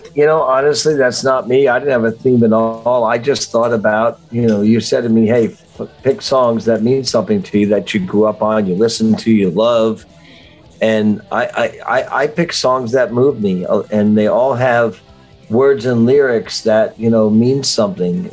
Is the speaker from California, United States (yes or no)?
no; Miami Beach, Florida, United States; also born or lived in Livingston, New Jersey, United States; I then moved to Miami Beach, Florida